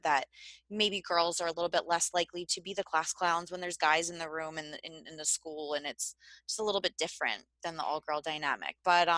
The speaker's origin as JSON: {"language": "English", "town": "Philadelphia", "region": "Pennsylvania", "country": "United States", "said": "us Philly people"}